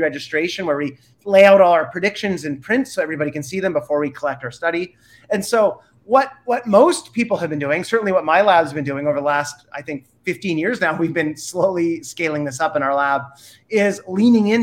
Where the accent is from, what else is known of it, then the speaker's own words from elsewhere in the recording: Canada; I'm Canadian, so I'm not even American